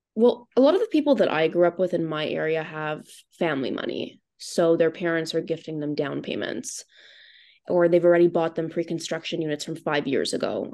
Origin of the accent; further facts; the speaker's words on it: Thornhill, Ontario, Canada; I grew up in Thornhill.